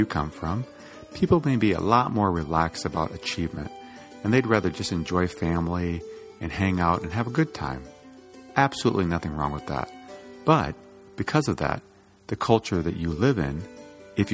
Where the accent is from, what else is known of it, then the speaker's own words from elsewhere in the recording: Iowa, United States; I grew up in Iowa